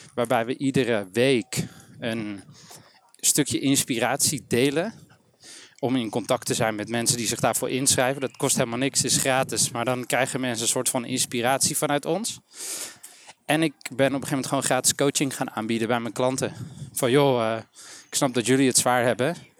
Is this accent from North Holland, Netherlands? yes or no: yes; Amsterdam, North Holland, Netherlands; geboren, getogen, opgegroeid in Amsterdam.